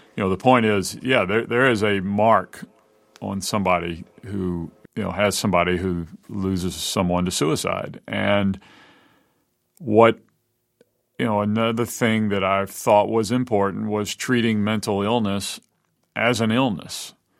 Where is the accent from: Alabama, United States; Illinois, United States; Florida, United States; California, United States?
Alabama, United States; Mobile; Robin and I grew up together here in Mobile